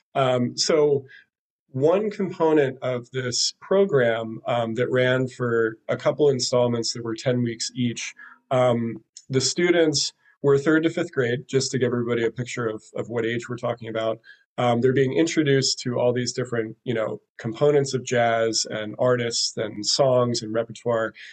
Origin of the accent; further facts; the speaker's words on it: Philadelphia, Pennsylvania, United States; now in Brooklyn, United States; Philadelphia is is at the top of my list because that's my my hometown and I, I love Philly